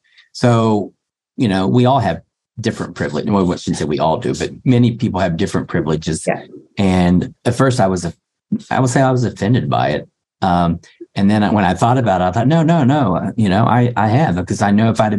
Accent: Appalachia, United States; I came from Appalachia, from low middle class

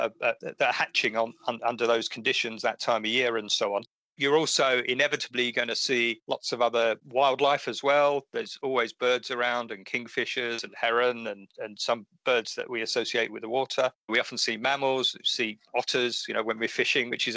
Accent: Essex, East of England, United Kingdom; where I grew up in Essex

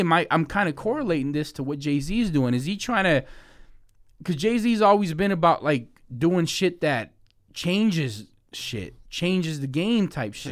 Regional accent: Mexico; I'm Mexican, I was born in Mexico

